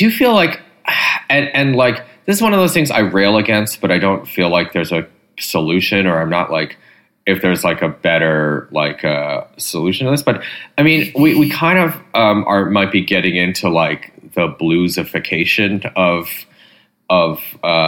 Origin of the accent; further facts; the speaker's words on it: Michigan, United States; I grew up in Michigan